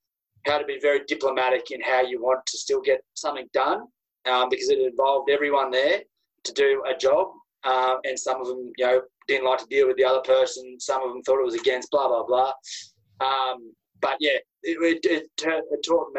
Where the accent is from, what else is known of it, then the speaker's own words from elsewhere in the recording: Australia; being Australian over there is that I had nothing to gain from any actions.